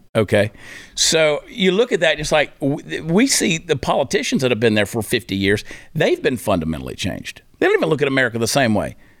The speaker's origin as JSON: {"language": "English", "region": "Georgia", "country": "United States", "tie": "born or raised there", "said": "I grew up in Georgia."}